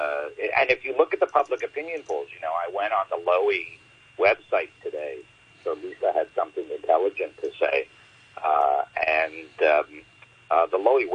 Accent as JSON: {"language": "English", "country": "Canada", "said": "I'm Canadian"}